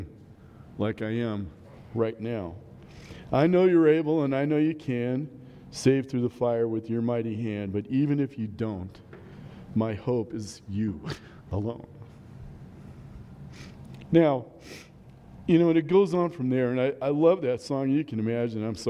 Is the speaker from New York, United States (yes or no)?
no; Omaha, Nebraska, United States; now in La Junta, United States; I grew up in Omaha